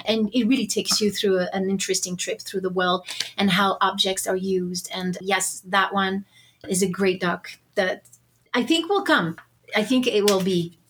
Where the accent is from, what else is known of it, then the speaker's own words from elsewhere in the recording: France; I'm from France and I grew up sailing with my dad and my brothers, and I love the ocean.